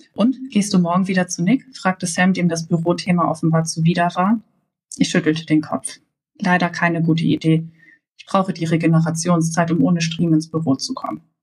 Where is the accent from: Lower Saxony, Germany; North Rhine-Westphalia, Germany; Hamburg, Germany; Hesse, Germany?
Hamburg, Germany; ich komme aus Hamburg